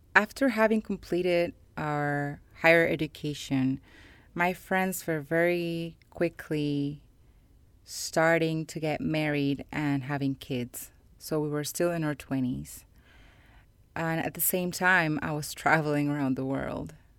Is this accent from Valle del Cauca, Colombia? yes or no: yes; Cali, Valle del Cauca, Colombia; I was born in Colombia, more specifically in Cali, which is the third largest city in my country